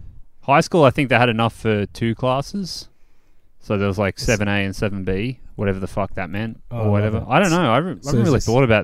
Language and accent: English; Ebenezer, New South Wales, Australia; I grew up in a place called Ebenezer, but you probably never heard of it. It's all the way out Western Sydney.